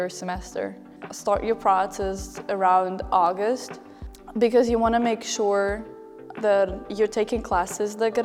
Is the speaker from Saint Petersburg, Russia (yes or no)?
yes; Saint Petersburg, Russia; also born or lived in San Mateo, California; now in United States; I am from St. Petersburg, Russia